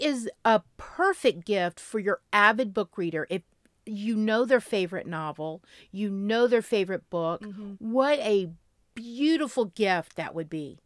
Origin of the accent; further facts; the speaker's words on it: Florida, United States; I'm from Florida.